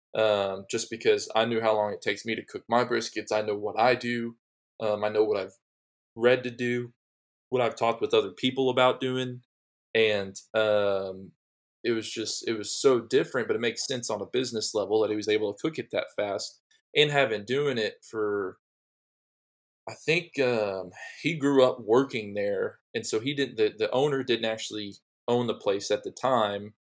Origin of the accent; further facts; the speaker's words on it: Dallas, Texas, United States; me growing up in the Dallas area